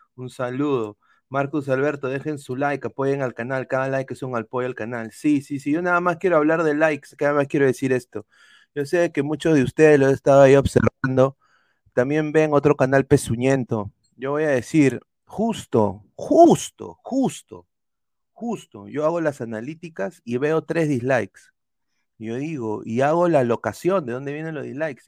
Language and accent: Spanish; Peru; soy peruano, amo mi país